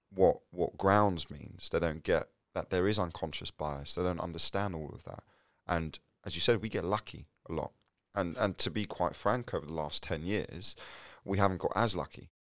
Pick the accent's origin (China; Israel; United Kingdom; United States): United Kingdom; London; I'm from North London, you know, Tottenham and Enfield